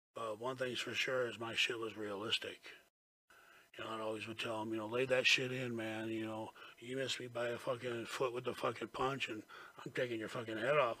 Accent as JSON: {"language": "English", "region": "Florida", "country": "United States", "said": "I says, Florida."}